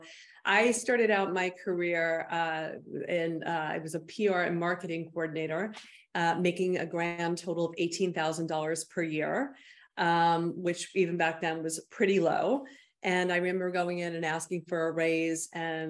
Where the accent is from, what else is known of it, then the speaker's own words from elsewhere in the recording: Bergen County, New Jersey, United States; also born or lived in Arizona; I grew up in Bergen County, New Jersey.